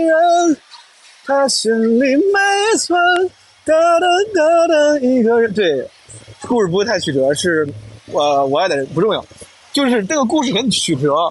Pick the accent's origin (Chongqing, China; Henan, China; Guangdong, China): Henan, China; accent: Henanese; first language Henan dialect / Mandarin; 我至少是先倾向于用普通话、河南话这样的母语